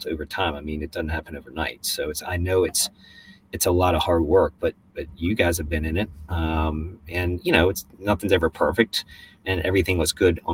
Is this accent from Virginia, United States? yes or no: yes; Richmond, Virginia, United States; moved away as an adult; now in Norfolk, United States; I grew up in Richmond